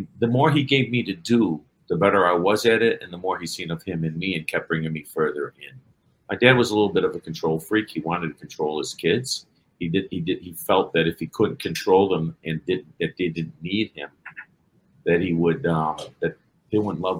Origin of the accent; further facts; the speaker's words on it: Chicago, Illinois, United States; I'm from Chicago and I'm half Irish, half Italian. I grew up in a neighborhood called Elmwood Park. My mother's side was my Irish side. My dad's side was my Italian side.